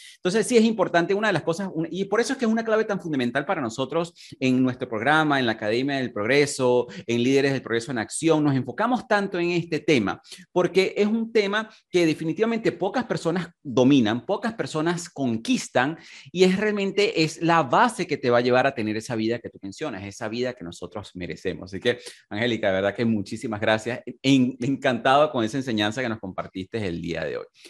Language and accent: Spanish; Venezuela; moved away as an adult; en mi país natal, en Venezuela. Me tocó emigrar y comenzar desde cero también.